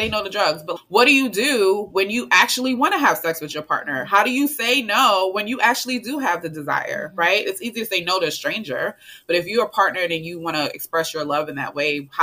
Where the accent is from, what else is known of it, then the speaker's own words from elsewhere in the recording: New York City, New York, United States; moved away as an adult; also born or lived in Statesboro, Georgia; I'm the girl from Brooklyn